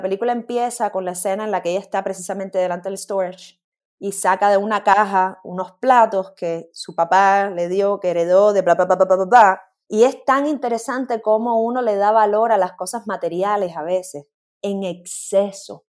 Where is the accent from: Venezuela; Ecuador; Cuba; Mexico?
Cuba; moved away; cuando me fui de Cuba